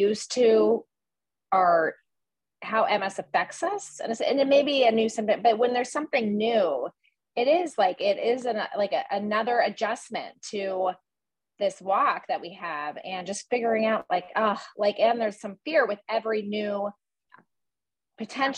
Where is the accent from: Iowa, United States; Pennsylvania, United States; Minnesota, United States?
Pennsylvania, United States; Erie; moved away; my hometown in Erie